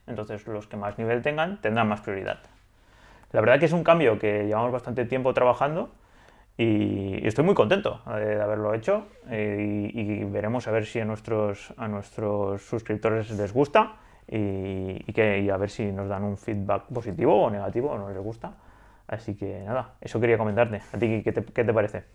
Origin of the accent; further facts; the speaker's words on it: Spain; Tala Vieja, a mi pueblo